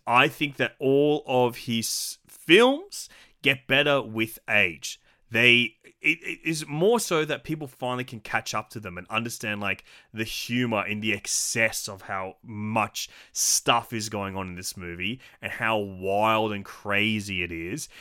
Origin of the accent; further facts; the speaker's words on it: Australia; an Aussie physical media collector